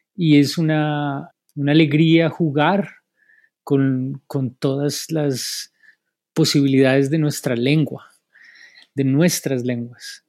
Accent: Bogotá, Colombia; now in Asheville, United States; yo soy de los Andes, de Bacatá, Colombia

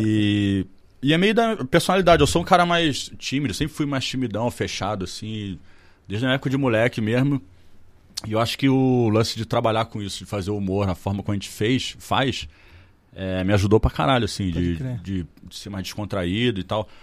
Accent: Petrópolis, Rio de Janeiro, Brazil; born or raised there

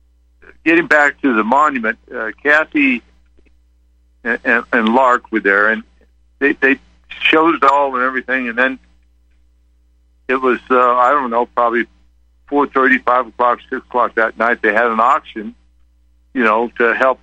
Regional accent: Colorado, United States; We, you know, had a reunion last year in Colorado Springs, my home state. But by the way, I live on the western side of Colorado, where there's not too many liberals.

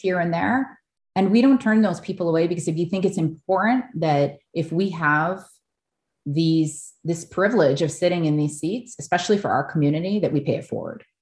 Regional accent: Oahu, Hawaii, United States; I grew up on Oahu, as, as you know, in a multicultural, multiracial family

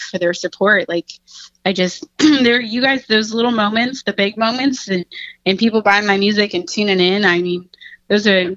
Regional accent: United States; also born or lived in Texas / Oklahoma; now in Oregon, United States; I grew up in Texas, Oklahoma

